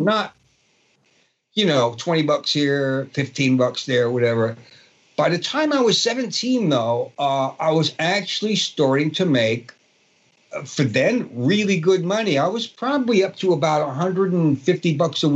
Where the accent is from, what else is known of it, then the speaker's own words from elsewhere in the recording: New York City, New York, United States; accent: Brooklyn; I grew up in Brooklyn, and my accent from growing up in a Brooklyn Italian neighborhood